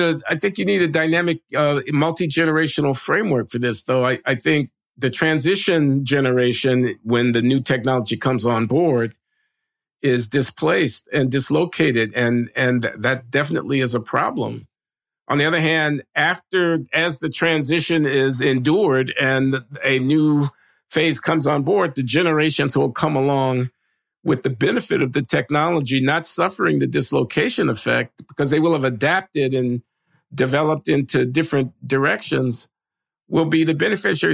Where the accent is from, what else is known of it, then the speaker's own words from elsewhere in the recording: United States; as an American